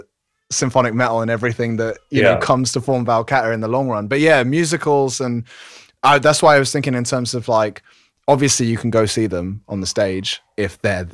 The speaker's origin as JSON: {"language": "English", "region": "London", "country": "United Kingdom", "said": "I'm originally from London, and I kind of throughout my life just kept moving out of London and back to London."}